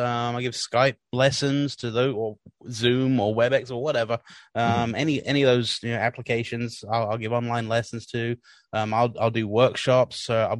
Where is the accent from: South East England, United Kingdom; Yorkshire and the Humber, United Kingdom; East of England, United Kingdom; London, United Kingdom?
South East England, United Kingdom; Woking; I was born and raised in there in England, a town called Woking in Surrey.